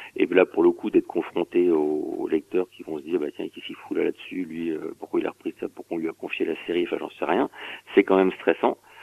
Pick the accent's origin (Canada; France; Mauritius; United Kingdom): France; Saint-Denis, Île-de-France; je viens de Saint-Denis à 93